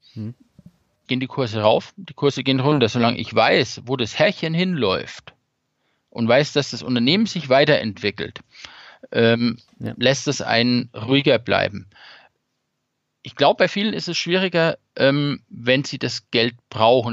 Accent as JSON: {"language": "German", "area": "Lower Franconia", "region": "Bavaria", "country": "Germany", "moved": "yes", "said": "ich komme aus Unterfranken, aus der Ecke und Großeltern etc. waren schon häufiger im Klinikum"}